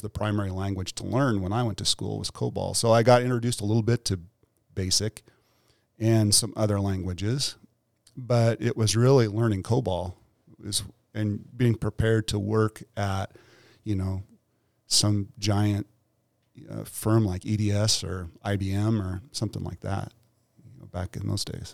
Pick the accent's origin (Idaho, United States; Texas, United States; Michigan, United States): Idaho, United States; Weiser; My mom worked at the local grocery store in Weezer.